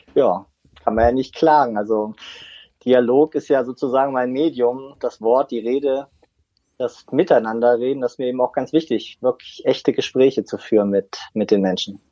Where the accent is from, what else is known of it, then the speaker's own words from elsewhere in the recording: Wolfenbüttel, Lower Saxony, Germany; moved away; Ich komme ja aus Niedersachsen, bin in Wolfenbüttel geboren